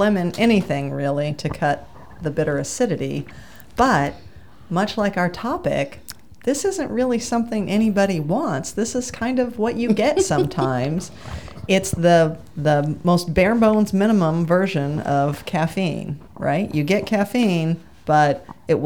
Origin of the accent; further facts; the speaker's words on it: Tucson, Arizona, United States; I grew up in Tucson